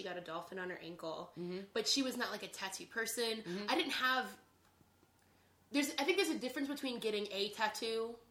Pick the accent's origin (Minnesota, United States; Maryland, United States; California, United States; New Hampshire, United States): Maryland, United States; outside of Annapolis; When I was growing up, I grew up in Maryland